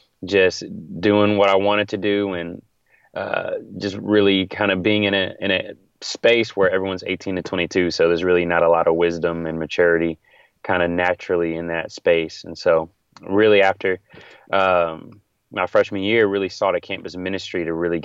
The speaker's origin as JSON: {"language": "English", "town": "Virginia Beach", "region": "Virginia", "country": "United States", "tie": "born or raised there", "also_born_or_lived": "Silver Spring, Maryland / Italy / Houston, Texas / Norfolk, Virginia", "moved": "as an adult", "lives_now": "Jackson, United States", "said": "Well, I grew up in Virginia Beach, Virginia. I'm from Virginia."}